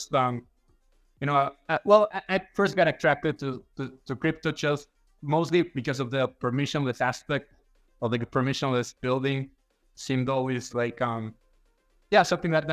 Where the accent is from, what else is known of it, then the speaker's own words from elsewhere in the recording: Mexico; I'm from Mexico